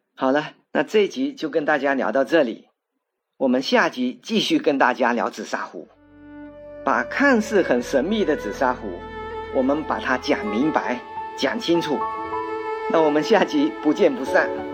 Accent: China; 我们中国人啊，都爱用三啊、五啊来表示很多

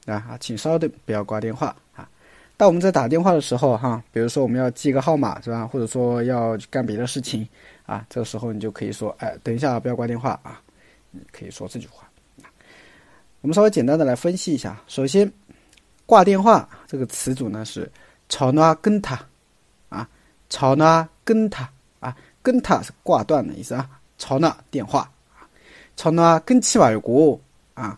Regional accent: China; 我们中国人的习惯

